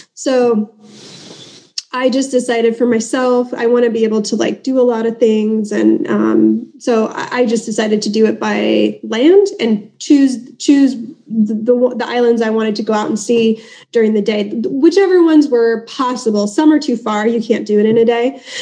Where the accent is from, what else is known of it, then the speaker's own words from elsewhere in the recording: Southern California, United States; accent: American; I'm from Southern California